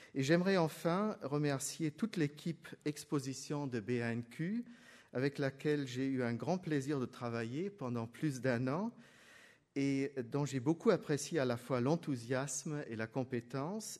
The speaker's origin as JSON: {"language": "French", "country": "Germany", "said": "je suis allemand"}